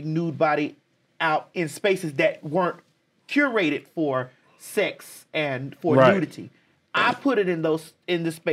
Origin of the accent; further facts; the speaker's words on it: Miami, Florida, United States; moved away as an adult; now in Atlanta, United States; I'm from Miami, Florida